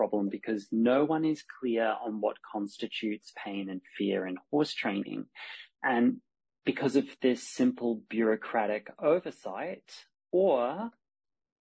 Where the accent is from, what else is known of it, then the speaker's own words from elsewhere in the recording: Australia; now in Spain; I'm Australian by birth, but I live in Spain.